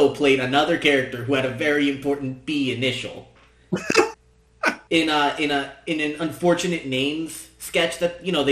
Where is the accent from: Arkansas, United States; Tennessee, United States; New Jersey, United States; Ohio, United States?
New Jersey, United States; someone from New Jersey